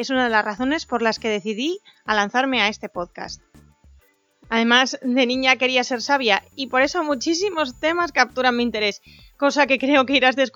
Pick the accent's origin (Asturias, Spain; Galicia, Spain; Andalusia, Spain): Asturias, Spain; accent: little Asturian accent; soy una asturiana con bastante poco acento, o eso me suelen decir, y que está en Oviedo.